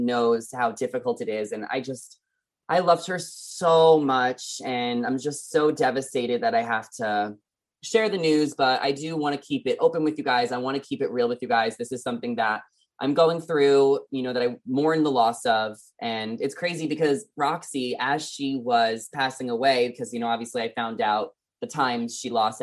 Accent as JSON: {"language": "English", "region": "New York", "country": "United States", "tie": "born or raised there", "also_born_or_lived": "New Jersey", "moved": "as an adult", "lives_now": "California, United States", "said": "Obviously, I grew up in New York. I moved to California 2 years ago"}